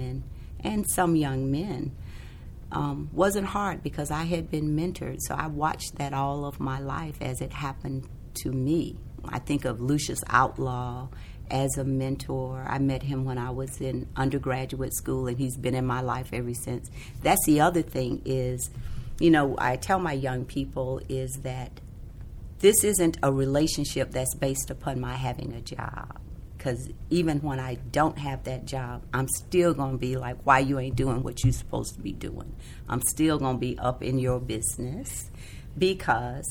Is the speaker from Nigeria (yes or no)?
no; South Carolina, United States; I grew up in South Carolina